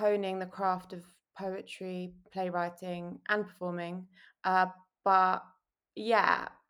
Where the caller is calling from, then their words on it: London, United Kingdom; I'm joining you from Shepherd's Bush in London.